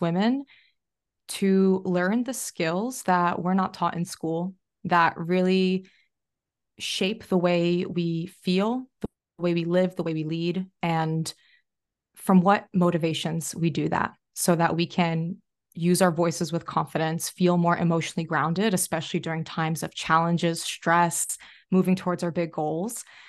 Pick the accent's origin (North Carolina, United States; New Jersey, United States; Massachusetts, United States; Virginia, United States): New Jersey, United States; now in Australia; I'm from Jersey